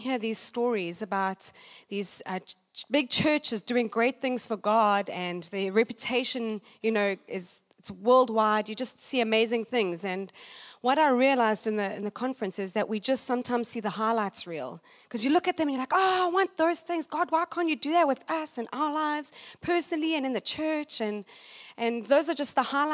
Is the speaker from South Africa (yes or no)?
yes; Johannesburg, Gauteng, South Africa; I'm from South Africa, Johannesburg